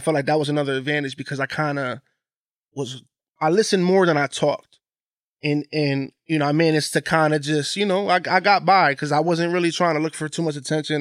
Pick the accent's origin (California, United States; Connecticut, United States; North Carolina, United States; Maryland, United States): Connecticut, United States; Bridgeport; Growing up in Bridgeport